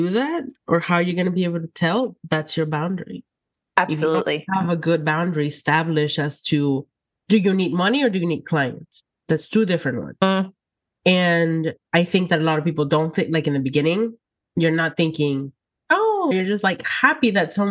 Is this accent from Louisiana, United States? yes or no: no; Texas, United States; Oh yeah, I came from South Texas, and in South Texas, there is a lot of high demand for our services, which is amazing.